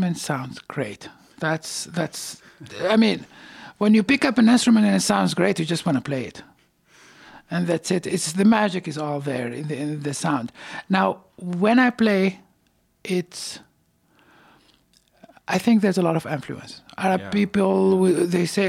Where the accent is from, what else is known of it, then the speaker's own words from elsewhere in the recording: Tunisia; now in Montreal, Canada; I studied classical music in Tunisia when I was where I was born and raised